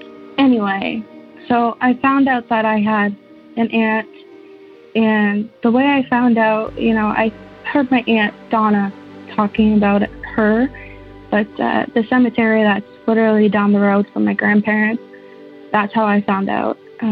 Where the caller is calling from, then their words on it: St. Thomas, Ontario, Canada; I'm from St. Thomas, Ontario.